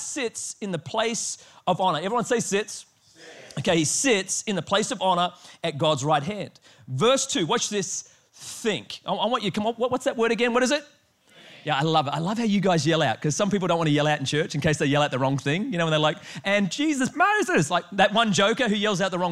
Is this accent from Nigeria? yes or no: no; Australia; I am Australian